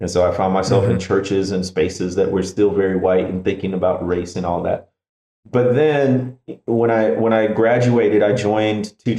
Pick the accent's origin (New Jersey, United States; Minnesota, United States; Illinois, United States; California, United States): Illinois, United States; Chicago; I grew up in the Midwest in the Chicago area.